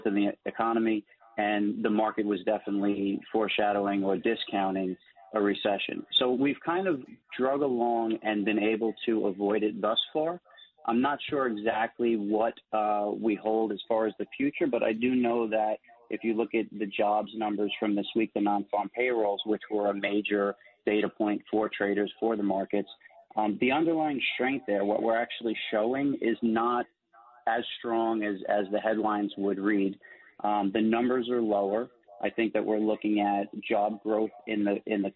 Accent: New York City, New York, United States; 100% Italian, well, 100% born and bred in New York City

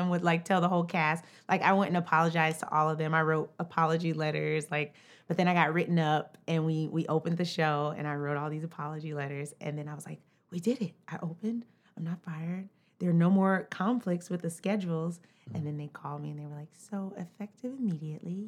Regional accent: College Park, Georgia, United States; moved away as an adult; now in New York, United States; I'm from Atlanta, Georgia

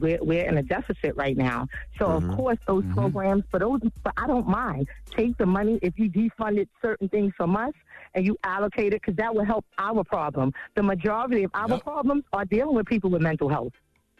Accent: New York City, New York, United States; Well, first of all, I grew up in Canarsie and Brownsville. So in growing up in those areas and working in those areas

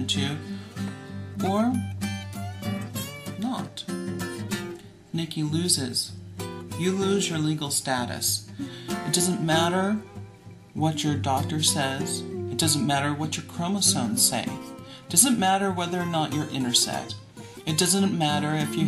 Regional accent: Houston, Texas, United States; I'm from Houston, Texas.

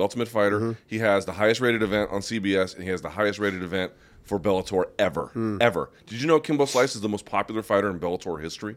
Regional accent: United States; As an American

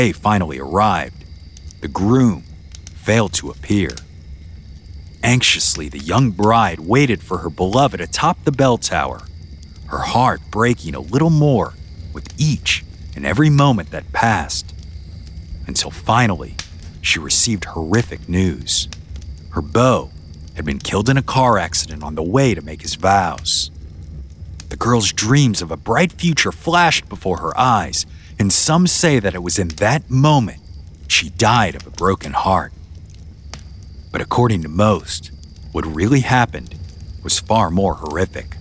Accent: Louisiana, United States; moved away; my home state

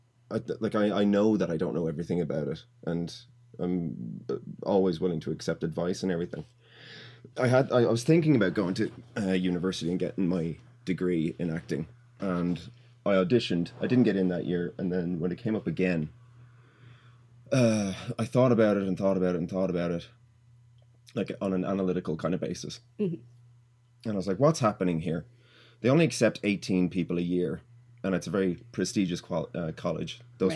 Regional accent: Dublin, Leinster, Ireland; moved away as an adult; now in Asheville, United States; I am from Ireland. Dublin, Ireland.

